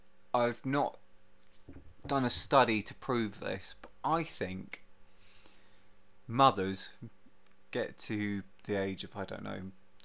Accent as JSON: {"language": "English", "town": "Leighton Buzzard", "region": "East of England", "country": "United Kingdom", "tie": "born or raised there", "also_born_or_lived": "Hemel Hempstead", "said": "I've moved back from Hemel to my hometown of Leighton Buzzard."}